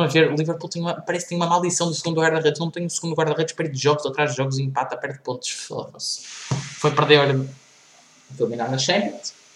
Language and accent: Portuguese; Portugal